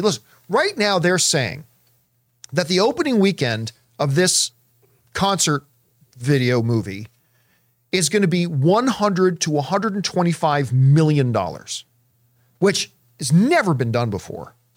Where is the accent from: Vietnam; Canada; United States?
Canada; growing up in Canadian winters